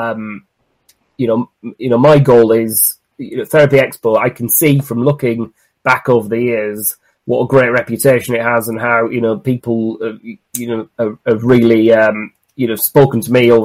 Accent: Cumbria, North West England, United Kingdom; moved away; I'm originally from Cumbria

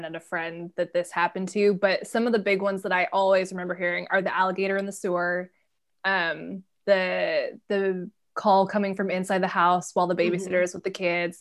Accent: Washington, United States; also born or lived in California; I'm originally from California, but most of my formative years were in Washington

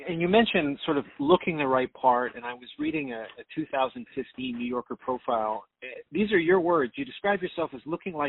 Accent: Canada; moved away as an adult; I was in Canada until I was 30. And I remember growing up in the early 80s

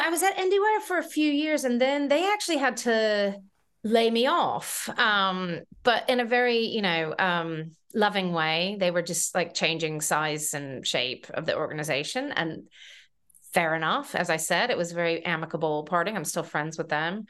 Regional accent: North Carolina, United States; moved away as an adult; now in United Kingdom; I grew up in North Carolina

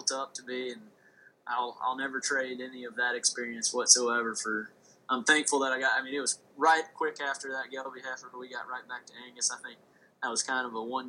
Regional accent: Snellville, Georgia, United States; also born or lived in Bishop, Georgia; originally where I was born in Snellville, Georgia, which is about an hour and a half from Bishop

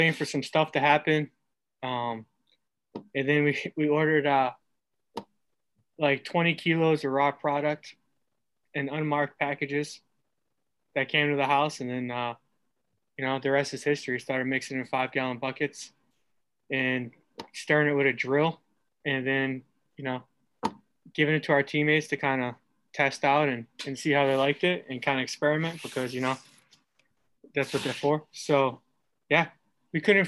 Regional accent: Massachusetts, United States; moved away as an adult; also born or lived in Arizona; now in Detroit, United States; I'm from Massachusetts

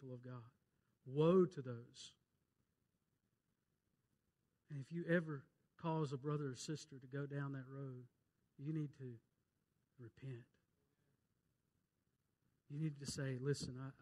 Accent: Rankin County, Mississippi, United States; I'm just nobody from Rankin County, Mississippi. Country hick

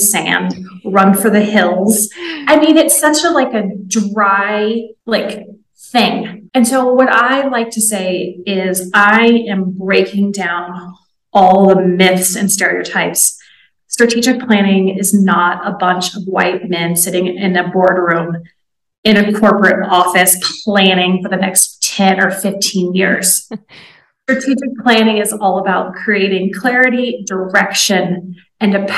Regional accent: Kansas, United States; moved away as an adult; now in Oaxaca, Mexico; I am an American, originally from Kansas, based in Oaxaca, Mexico

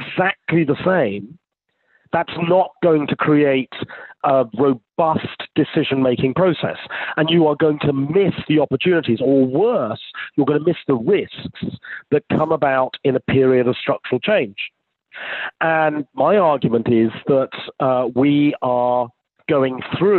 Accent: United Kingdom; being British

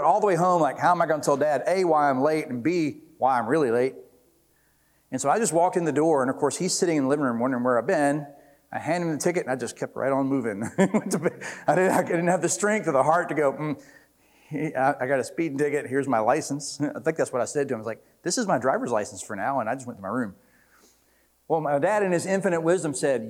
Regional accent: Jackson, Mississippi, United States; I grew up in Jackson, so I was dating this girl in Jackson. I lived in Jackson

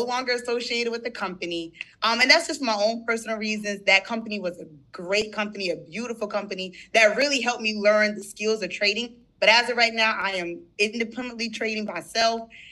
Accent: St. Stephen, South Carolina, United States; I'm from St. Stephen, South Carolina

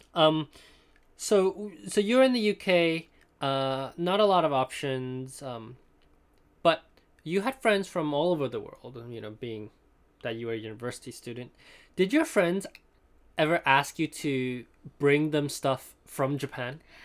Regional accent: Hong Kong; moved away; also born or lived in Princeton; in Hong Kong, uh, when I was growing up

